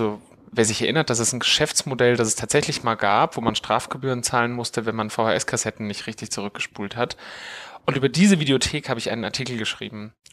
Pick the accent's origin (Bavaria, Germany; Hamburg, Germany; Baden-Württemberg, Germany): Bavaria, Germany; Munich; Also wir sitzen ja hier in München, in meiner Heimatstadt, wo ich auch lebe und wo ich auch geboren bin. Und ähm, ich bin hier auch zur Schule gegangen